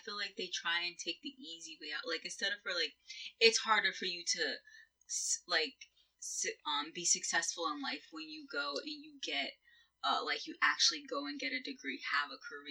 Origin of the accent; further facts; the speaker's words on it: Mount Vernon, New York, United States; also born or lived in Port Chester, New York; I grew up in Mount Vernon, which is basically, like, your Newburgh of, you know, Westchester